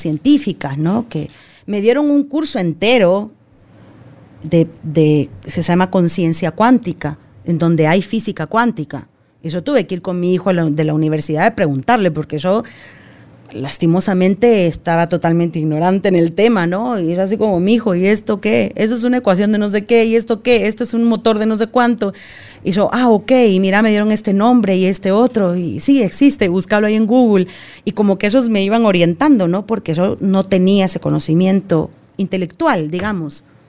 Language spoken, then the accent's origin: Spanish; Argentina; moved away; como buena argentina, pesada